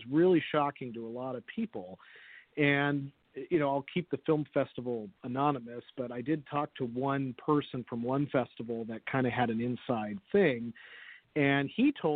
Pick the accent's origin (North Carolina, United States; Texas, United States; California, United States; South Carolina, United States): California, United States; San Jose; I was born and raised in San Jose